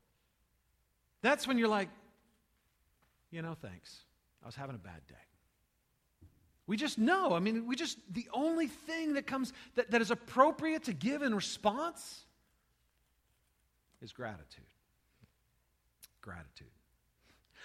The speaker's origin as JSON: {"language": "English", "country": "United States", "said": "I'm an American."}